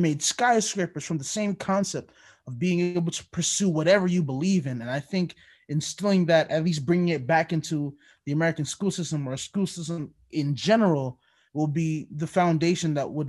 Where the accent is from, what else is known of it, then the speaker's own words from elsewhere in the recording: Jamaica; moved away; So my dad, well, I'm Jamaican. We immigrated to this country, and he pretty much had to follow the books